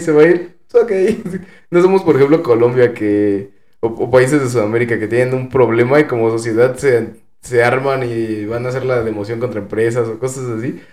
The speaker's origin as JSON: {"language": "Spanish", "country": "Mexico"}